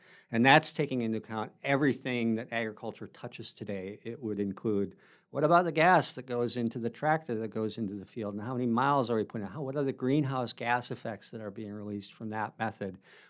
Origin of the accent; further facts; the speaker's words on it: Wisconsin, United States; small family farms like the one that I grew up on in Wisconsin.